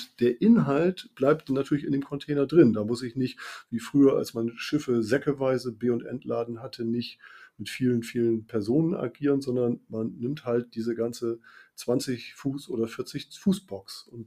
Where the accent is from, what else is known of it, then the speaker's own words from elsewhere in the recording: Bremen, Germany; ich komme ja nun ähm, ein bisschen von der Küste. Ich komme aus Bremen und ähm, da ist ja die Nordsee nicht weit, da ist Bremerhaven nicht weit, Hamburg ist nicht weit.